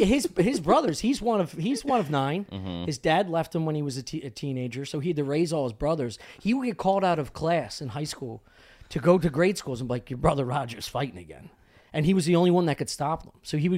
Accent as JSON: {"language": "English", "town": "Drexel Hill", "region": "Pennsylvania", "country": "United States", "tie": "born or raised there", "said": "Cheswell Road, Drexel Hill."}